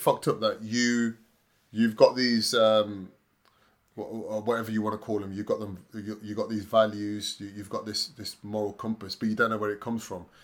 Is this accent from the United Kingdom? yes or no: yes; Leamington Spa, West Midlands, United Kingdom; I'm from Leamington Spa